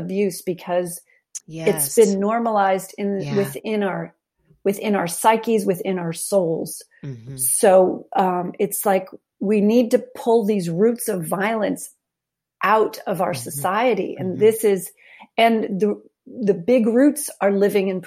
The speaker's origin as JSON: {"language": "English", "town": "New York City", "region": "New York", "country": "United States", "tie": "born or raised there", "said": "The Upper West Side of New York City"}